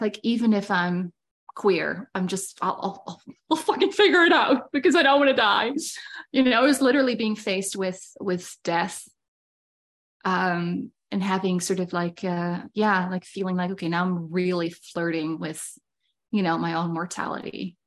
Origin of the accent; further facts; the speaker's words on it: Netherlands; now in Saskatchewan, Canada; I am from Holland originally. That was where I was born and raised